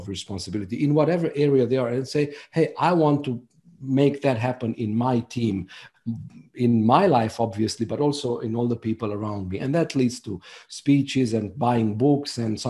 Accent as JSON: {"language": "English", "country": "Romania", "second_language": "English", "said": "I'm from Romania, so is my co-author. The book was translated by a professional translator, but we wanted to make sure that the book sounds really good in English"}